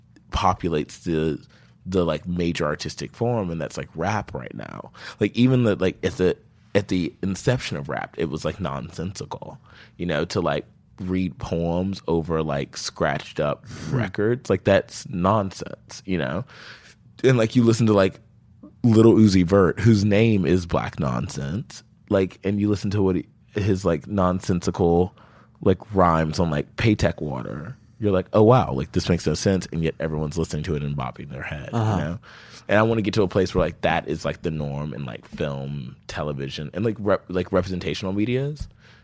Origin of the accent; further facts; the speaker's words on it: the South, United States; It's like how I make sense of the world because I'm from the South. And a lot of people who aren't from the South, I think, don't make sense of it as often as I do.